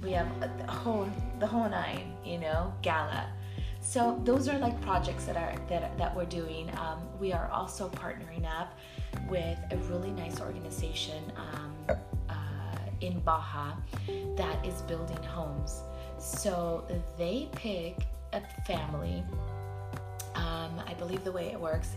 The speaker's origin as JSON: {"language": "English", "town": "Paramount", "region": "California", "country": "United States", "tie": "born or raised there", "also_born_or_lived": "Palm Springs, California", "said": "I moved here when I was 10. So I grew up in the Paramount area"}